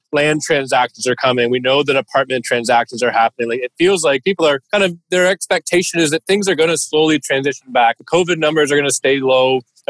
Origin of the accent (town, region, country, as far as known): Canada